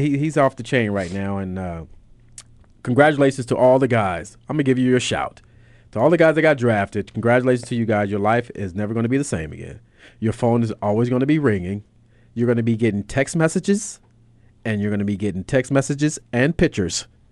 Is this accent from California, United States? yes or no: yes; Los Angeles, California, United States; I'm from California.